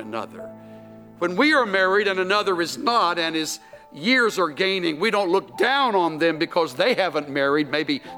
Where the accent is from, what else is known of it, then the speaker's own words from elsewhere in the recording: El Campo, Texas, United States; the little hometown where I was born in El Campo